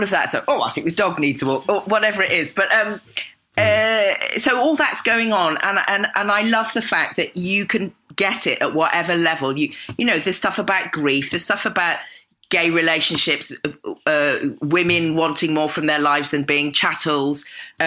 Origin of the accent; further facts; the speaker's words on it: Cotswolds, South West England, United Kingdom; as a little black kid growing up in the Cotswolds in the 60s